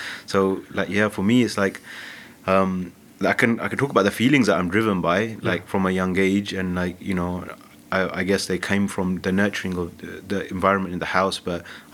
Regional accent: London, United Kingdom; I grew up in Southall in Havelock Estate

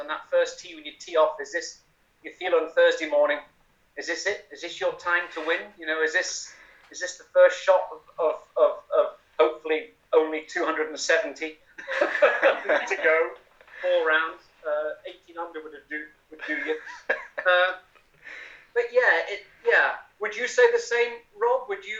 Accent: United Kingdom; if I had a choice, yes, the Open would be the one to win as a Brit.

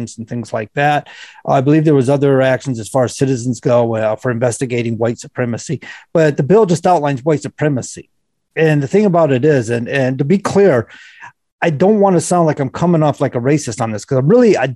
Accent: Florida, United States; now in New Hampshire, United States; Living in Florida, when I grew up in Florida, we lived near a wildlife refuge

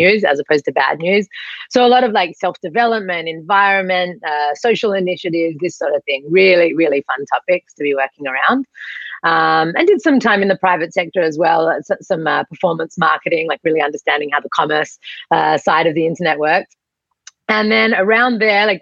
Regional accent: Australia; moved away as an adult; also born or lived in Sydney, Australia; now in Israel; I was born and raised here in Australia. I moved over to Israel like 15 years ago

